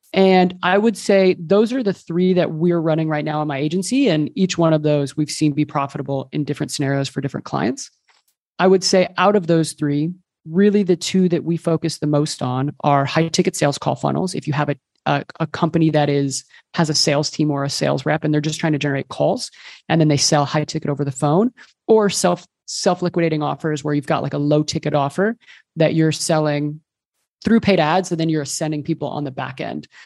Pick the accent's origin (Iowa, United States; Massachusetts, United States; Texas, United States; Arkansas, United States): Texas, United States; moved away as an adult; also born or lived in Colombia; now in Barcelona, Spain; I'm originally from Texas, but I moved here a few years ago